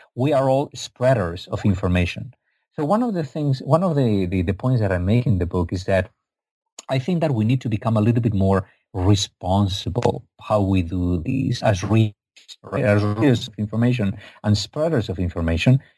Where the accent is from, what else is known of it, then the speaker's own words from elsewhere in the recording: Spain; I'm from Spain, not from Egypt.